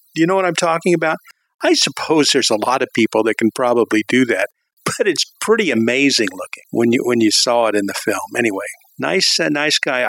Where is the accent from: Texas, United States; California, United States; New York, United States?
California, United States; Southern; moved away; growing up in Southern California